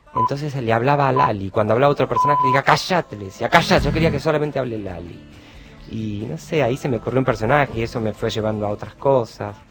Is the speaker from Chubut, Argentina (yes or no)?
no; Buenos Aires, Argentina; Yo me crié bastante con mi abuelo y mi abuela, en Caballito.